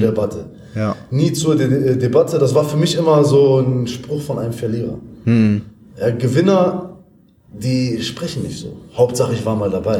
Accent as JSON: {"language": "German", "town": "Essen", "region": "North Rhine-Westphalia", "country": "Germany", "moved": "yes", "said": "komme ursprünglich aus Essen"}